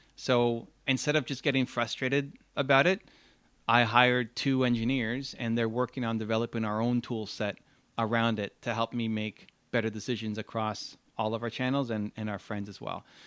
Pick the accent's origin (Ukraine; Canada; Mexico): Canada; I'm Canadian